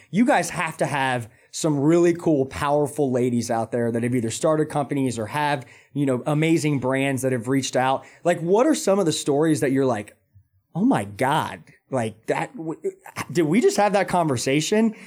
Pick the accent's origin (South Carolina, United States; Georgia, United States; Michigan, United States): Georgia, United States; Atlanta; now in Charlotte, United States; I'm actually from Atlanta